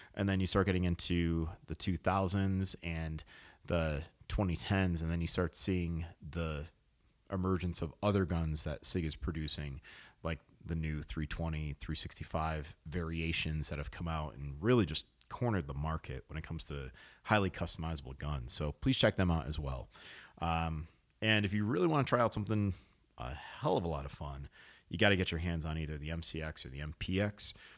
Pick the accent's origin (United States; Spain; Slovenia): United States; New England; I was born in New England.